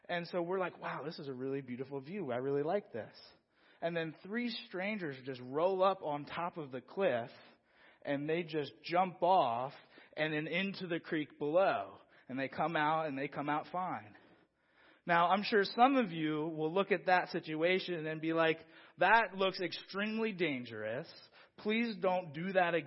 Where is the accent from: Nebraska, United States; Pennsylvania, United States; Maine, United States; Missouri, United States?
Pennsylvania, United States; Philadelphia; moved away; originally, I'm from Philadelphia.